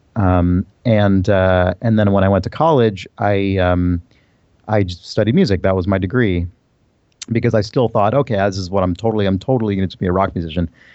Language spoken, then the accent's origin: English; San Diego, California, United States; also born or lived in San Francisco / New York; so I was born in San Francisco. My family moved, uh, uh, when I was a kid to New York, which is where my family was from. Um, then we moved back to California, and I mainly grew up in San Diego